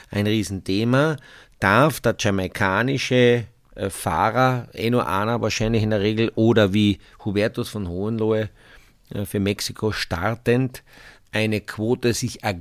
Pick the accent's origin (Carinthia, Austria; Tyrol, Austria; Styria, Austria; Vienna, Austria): Carinthia, Austria; weißt ich bin ja Kärntner Ich bin ja ein Kärntner.